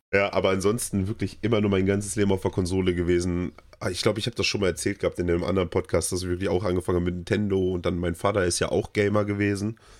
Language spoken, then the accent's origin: German; Germany; bei uns in Deutschland